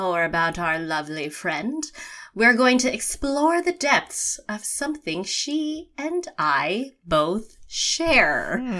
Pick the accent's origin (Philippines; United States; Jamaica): Philippines; what it means to be Filipino.